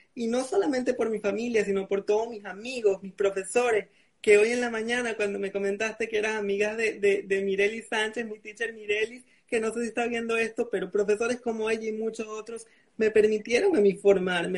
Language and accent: Spanish; Venezuela; now in Panama; Soy un chico venezolano, eh, residenciado en Panamá de 27 años